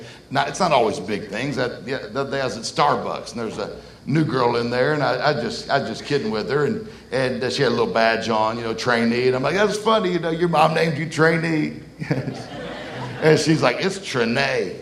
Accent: Mississippi, United States; I'm from Mississippi

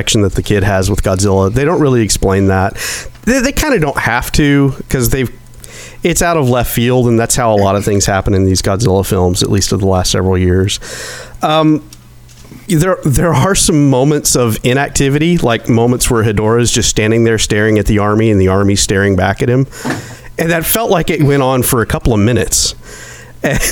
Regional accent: rural Arkansas, United States; in little rural Arkansas school

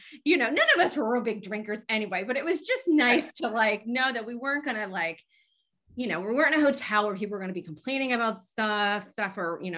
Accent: Lancaster, Pennsylvania, United States; I'm from Lancaster.

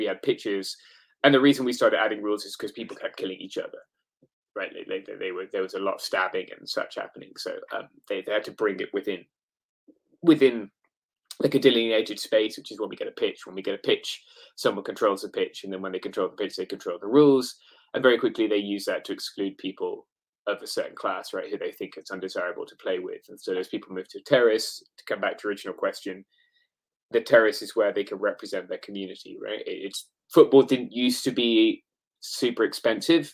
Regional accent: England, United Kingdom; now in United States; as an English person

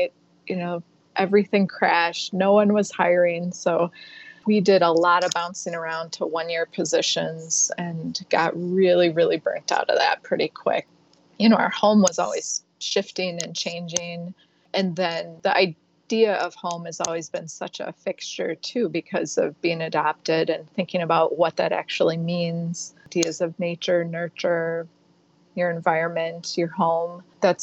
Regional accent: Racine, Wisconsin, United States; I grew up in Racine, Wisconsin, just a little place in the country

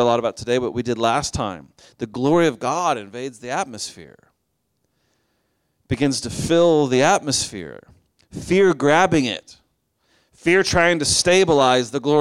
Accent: Oklahoma, United States; now in Chicago, United States; I grew up in Oklahoma

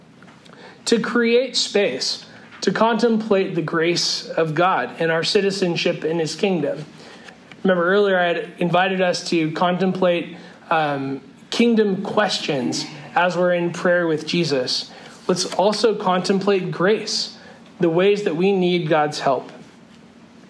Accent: Northern California, United States; moved away; as a kid growing up in California

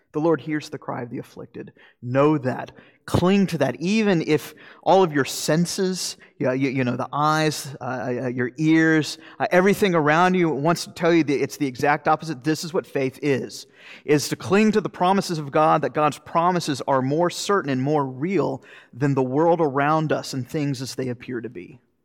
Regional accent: Florida, United States; moved away; I'm from Florida

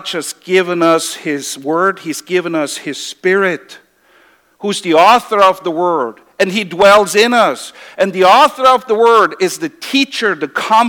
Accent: Switzerland; moved away; I come from Switzerland

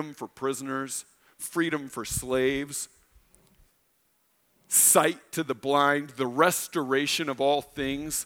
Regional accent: Illinois, United States; moved away; I grew up in Illinois

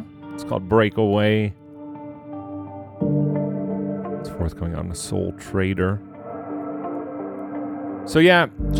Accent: Pittsburgh, Pennsylvania, United States; my hometown of Pittsburgh, Pennsylvania

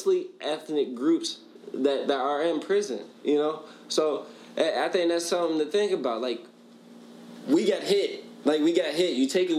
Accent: United States; we're American.

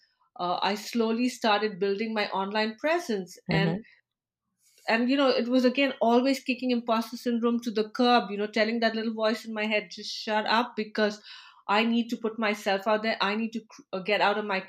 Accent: India; moved away as an adult; now in United States; I'm originally from India. And as a professional, when I moved to the US

